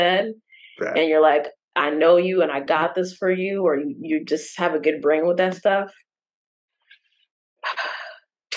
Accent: New York City, New York, United States; I'm from the Bronx

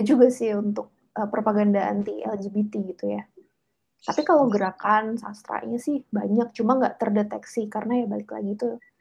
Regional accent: Java, Indonesia; pengalaman saya ya pengalaman sebagai anak yang dibesarkan di lingkungan keluarga Jawa gitu dengan nilai-nilai Jawa

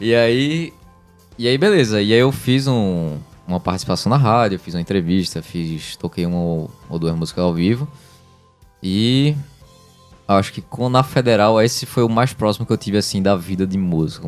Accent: Brazil; also born or lived in Recife; que eu nasci no Brasil

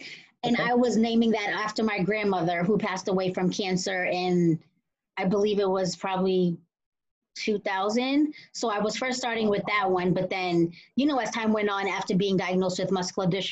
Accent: Cambridge, Massachusetts, United States; I was born and raised in Cambridge, and I still haven't left here.

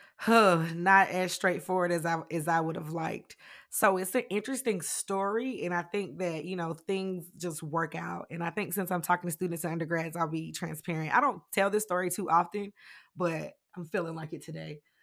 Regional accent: Greenwood, South Carolina, United States; also born or lived in Philadelphia, Pennsylvania; I was raised with my grandma. I started there in, in South Carolina. Um, I was born in Philly, but we moved when I was young, like, around, uh, two

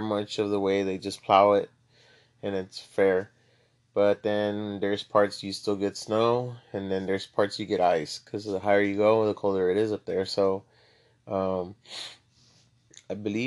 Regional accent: Laredo, Texas, United States; moved away as an adult; now in San Antonio, United States; I'm from Laredo, Texas. Born and raised

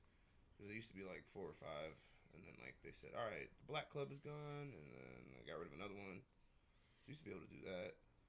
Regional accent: Dayton, Ohio, United States; No, I'm from Dayton.

